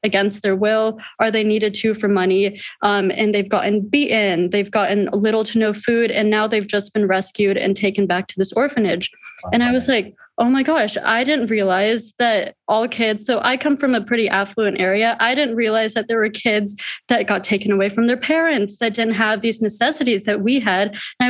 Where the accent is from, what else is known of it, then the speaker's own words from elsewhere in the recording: India; So also being in India, visiting there every year, I'm from India.